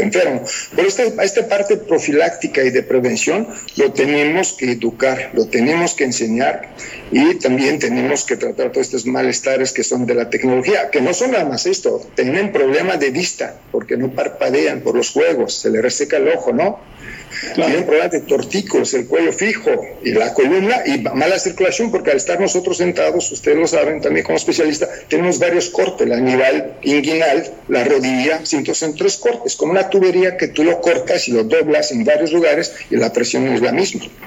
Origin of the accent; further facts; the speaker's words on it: Romania; first language Romanian; Spanish is a second language; Rumania es, un país, latino. Mi idioma es muy parecido al italiano